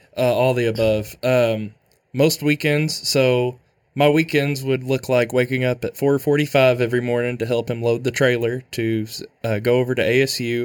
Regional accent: Manila, Arkansas, United States; I'm from Manila, Arkansas

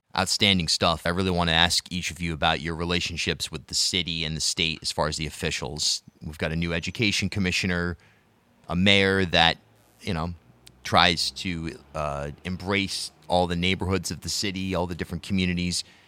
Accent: South County, Rhode Island, United States; I grew up in South County

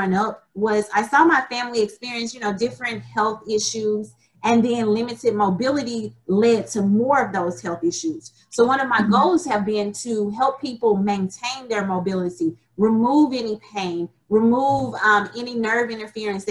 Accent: Alabama, United States; moved away as an adult; now in Memphis, United States; I'm originally from Alabama

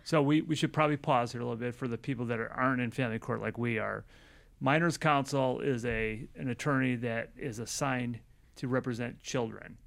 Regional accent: Chicago, Illinois, United States; growing up in Chicago

